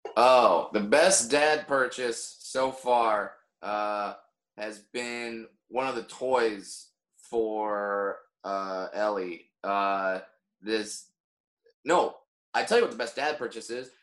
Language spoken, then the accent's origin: English; Orange County, California, United States; I grew up in Orange County, California